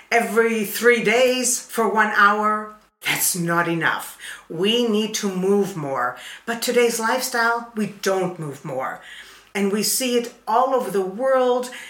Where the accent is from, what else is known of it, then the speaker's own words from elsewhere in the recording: Canada; I am from Canada.